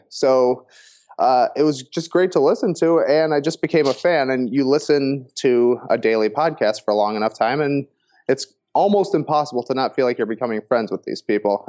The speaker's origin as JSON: {"language": "English", "town": "Plano", "region": "Illinois", "country": "United States", "tie": "born or raised there", "said": "I grew up, um, like I said, Plano. You know, a tiny, tiny town"}